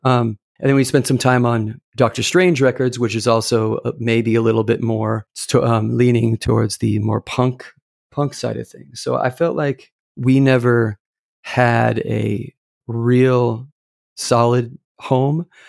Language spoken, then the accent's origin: English; Irvine, California, United States; I grew up in Irvine, California.